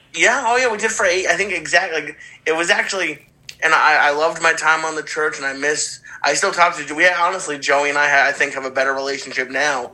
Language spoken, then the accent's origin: English; Boston, Massachusetts, United States; moved away; my hometown of Boston and the, the theater that I grew up going to as a kid